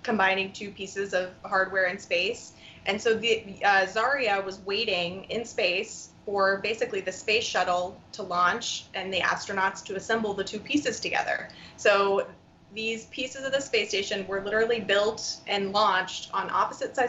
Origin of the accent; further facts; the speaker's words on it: Brevard County, Florida, United States; moved away as an adult; also born or lived in Washington, D.C.; I grew up in Brevard County